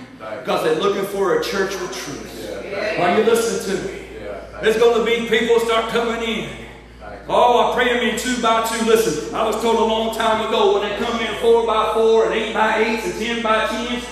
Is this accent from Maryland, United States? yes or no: no; Coleman, Alabama, United States; I grew up in Alabama. Not Georgia, by the way. Coleman, Alabama.